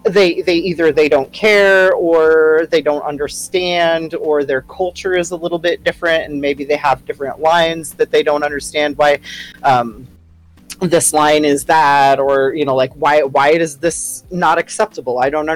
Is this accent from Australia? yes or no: yes; Australia; I can say that because I'm Australian.